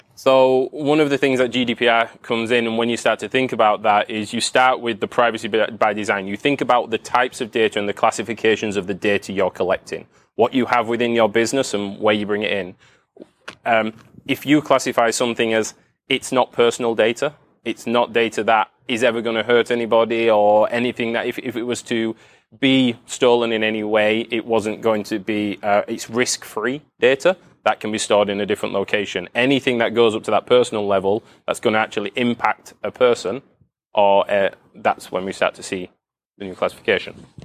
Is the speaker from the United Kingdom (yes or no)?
yes; United Kingdom; I'm from the U K.